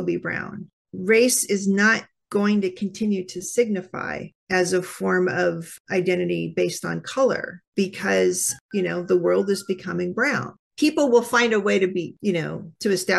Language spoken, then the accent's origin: English; California, United States; now in Iowa, United States; my home state of California